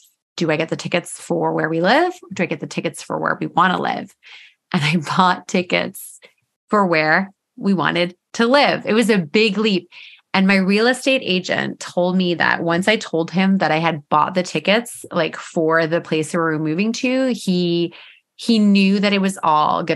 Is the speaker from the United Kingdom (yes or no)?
no; Eastern Canada, outside of Toronto, Ontario, Canada; moved away as an adult; now in British Columbia, Canada; we're from Eastern Canada, outside of Toronto